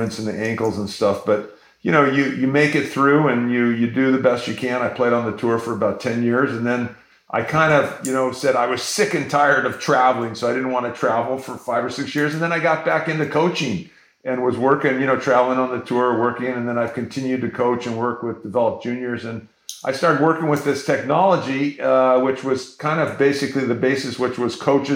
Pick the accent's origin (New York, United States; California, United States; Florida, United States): California, United States; San Diego; I grew up in San Diego, Morley Field public parks